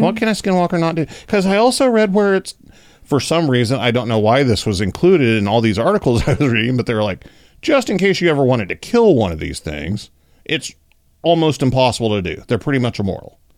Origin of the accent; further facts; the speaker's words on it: Oklahoma, United States; Growing up in Oklahoma